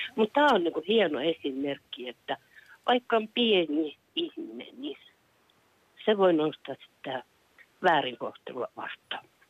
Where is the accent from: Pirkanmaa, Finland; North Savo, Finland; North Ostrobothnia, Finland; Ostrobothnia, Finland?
North Savo, Finland; Kuopio; now in Kirkkonummi, Finland; rakkaasta kotikaupungistani Kuopiosta. Et mä olin lapsi